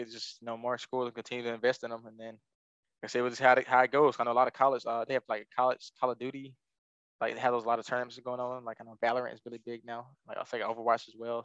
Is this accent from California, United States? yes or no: no; Alabama, United States; moved away; I'm from Alabama and South